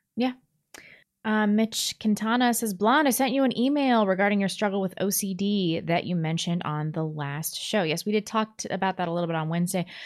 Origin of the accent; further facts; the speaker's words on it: Chesterfield, Missouri, United States; I grew up in Chesterfield